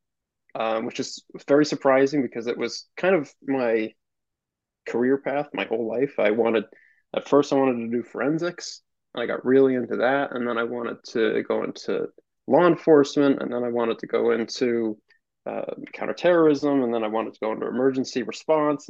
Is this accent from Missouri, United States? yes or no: no; Albany, New York, United States; I'm a somewhat Albany native. I grew up around Albany